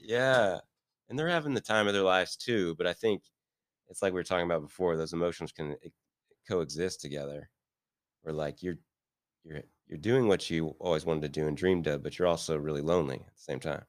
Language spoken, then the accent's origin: English; Midwest, United States; also born or lived in Beverly Hills, California; now in Kansas City, United States; I'm from the Midwest and Midwestern guy